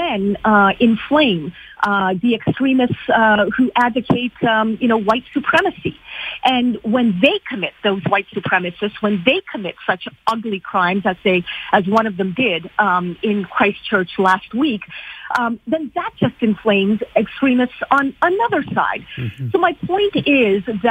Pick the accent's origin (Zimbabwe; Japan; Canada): Canada